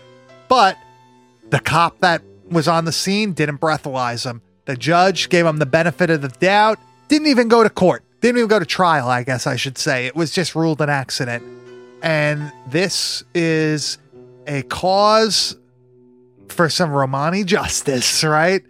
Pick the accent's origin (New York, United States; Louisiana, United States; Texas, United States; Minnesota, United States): New York, United States; as like a New Yorker